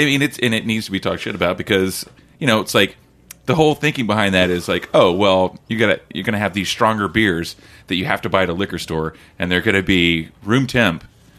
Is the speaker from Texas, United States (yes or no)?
no; Oklahoma, United States; I'm from Oklahoma